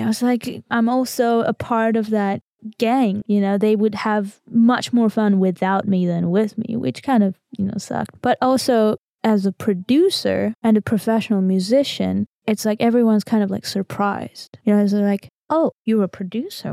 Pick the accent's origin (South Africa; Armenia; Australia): Armenia; English is a second language; I'm from Armenia